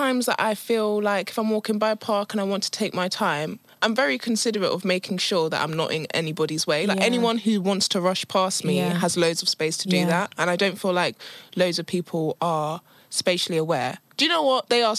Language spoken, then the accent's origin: English; London, United Kingdom; I'm a Londoner through and through.